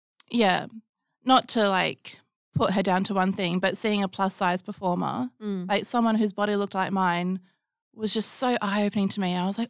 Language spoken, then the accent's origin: English; Geraldton, Western Australia, Australia; And then in 2017, Sugar Blue Burlesque came to Geraldton, where I was living at the time, mm-hmm. my hometown.